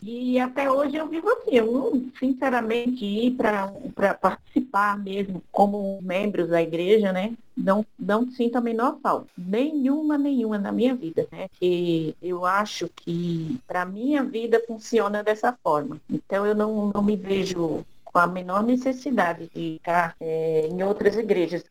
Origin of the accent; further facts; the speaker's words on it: Recife, Pernambuco, Brazil; eu sou do Recife